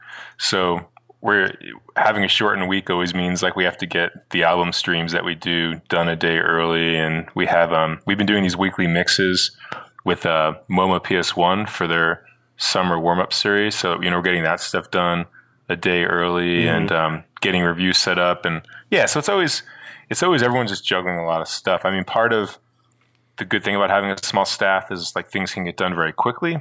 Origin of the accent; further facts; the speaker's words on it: Southern New Jersey, United States; moved away as an adult; now in Brooklyn, United States; I grew up in New Jersey, Southern New Jersey.